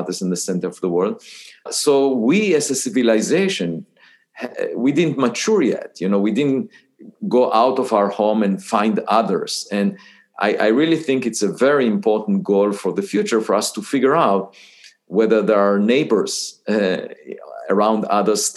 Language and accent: English; Israel; moved away as an adult; I was born in Israel